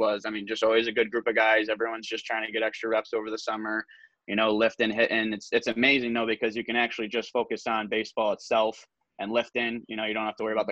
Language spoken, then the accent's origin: English; Buffalo, New York, United States; Born and raised in Buffalo. Still living here right now.